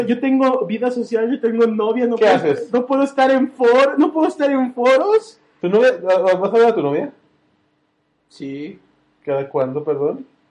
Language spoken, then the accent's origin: Spanish; Guadalajara, Jalisco, Mexico; Creo que soy de Guadalajara